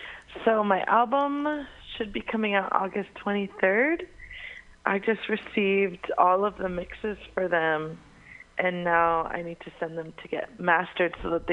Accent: San Jose, California, United States; I grew up in Eastside San Jose.

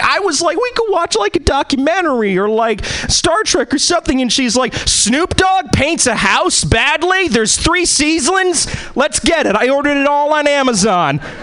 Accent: East Coast, United States; also born or lived in Boston / New York; now in Seattle, United States; I'm originally I was born and bred in the East Coast.

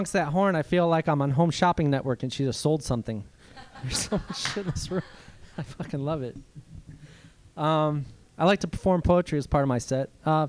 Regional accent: Cleveland, Ohio, United States; moved away as an adult; now in Southern California, United States; I'm visiting from out of town. I grew up in Cleveland, Ohio. I live in Southern California. I've been living there for 19 years, but I grew up in Ohio for 18 years.

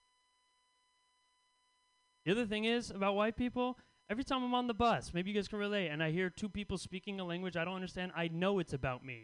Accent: Bay Area, California, United States; I grew up in the Bay Area

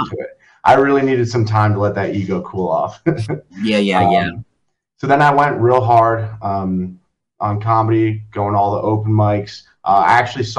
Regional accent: Long Valley, New Jersey, United States; now in Hoboken, United States; I grew up in Long Valley, New Jersey, which if anyone doesn't know where that is, it's in Morris County, right up against the Pennsylvania border

